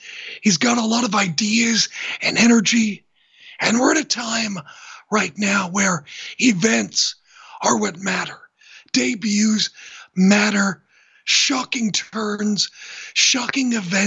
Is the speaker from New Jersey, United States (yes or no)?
no; Seattle, Washington, United States; I'm from Seattle